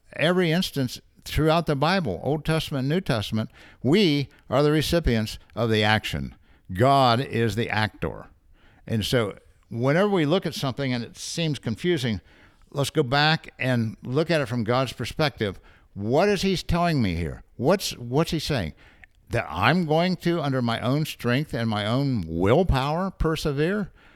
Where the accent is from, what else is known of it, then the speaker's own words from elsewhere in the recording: United States; we're Americans, well, I'm American